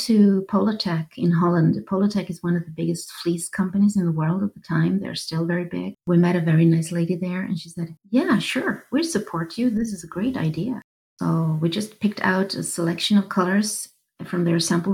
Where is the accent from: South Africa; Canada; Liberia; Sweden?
Sweden; southern Sweden; moved away as an adult; also born or lived in Stockholm, Sweden; I'm a woman from Sweden. I'm in my 50s. I was born in the south of Sweden. I was moving up to Stockholm in my 20s